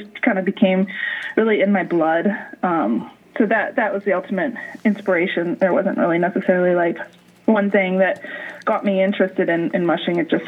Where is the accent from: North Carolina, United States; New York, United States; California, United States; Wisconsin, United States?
Wisconsin, United States; I grew up in a cabin in the woods in Wisconsin.